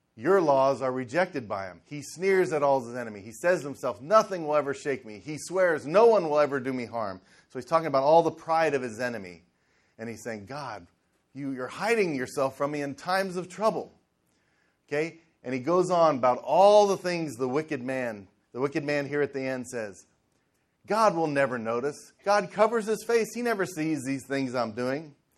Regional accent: Cincinnati, Ohio, United States; I grew up in Cincinnati in the in the 70s

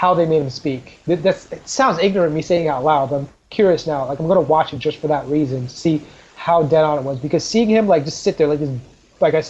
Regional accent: Trinidad & Tobago; I'm Trinidadian

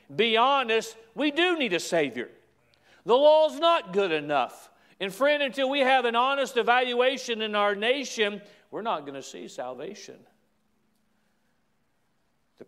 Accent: United States; I am an American

